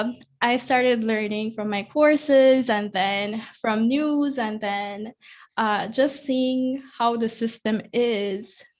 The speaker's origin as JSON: {"language": "English", "town": "Corozal", "region": "Corozal District", "country": "Belize", "tie": "born or raised there", "also_born_or_lived": "Ladyville", "said": "I'm from Corozal. Um, I've also lived most of my life here"}